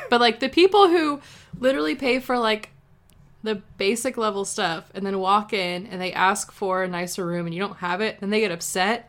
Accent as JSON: {"language": "English", "town": "San Antonio", "region": "Texas", "country": "United States", "tie": "born or raised there", "said": "it's my hometown"}